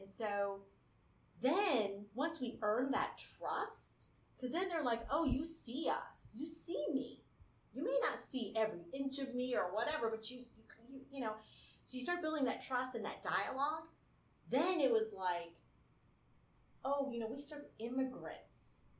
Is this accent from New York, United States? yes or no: no; Hawaii, United States; Well, I'm a Hawaiian.